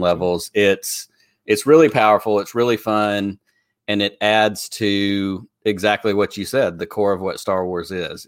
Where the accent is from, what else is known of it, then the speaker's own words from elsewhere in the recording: Alabama, United States; people on from my home state